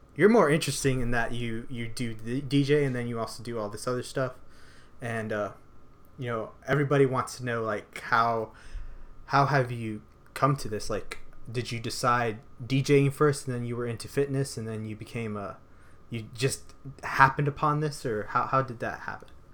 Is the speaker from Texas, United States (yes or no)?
yes; San Antonio, Texas, United States; moved away; I was born in San Antonio